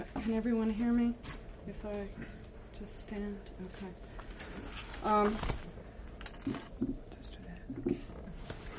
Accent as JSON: {"language": "English", "region": "New York", "country": "United States", "moved": "as an adult", "lives_now": "Houston, United States", "said": "this is my old neighborhood. I'm a New Yorker, and my old apartment is around the corner"}